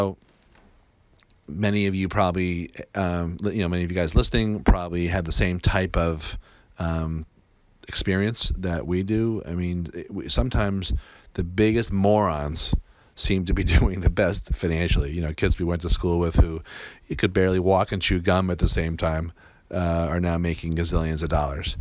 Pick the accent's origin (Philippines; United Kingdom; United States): United States; Newton, Massachusetts; I grew up in Newton, Massachusetts, which is right outside of Boston